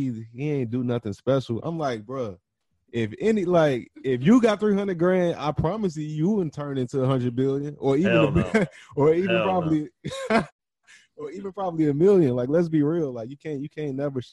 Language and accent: English; Chicago, Illinois, United States; now in California, United States; I'm from Chicago, but we live in California